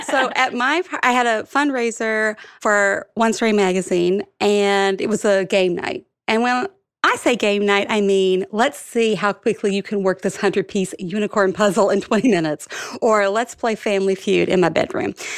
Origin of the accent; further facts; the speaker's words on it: Alabama, United States; now in New York City, United States; I grew up in Alabama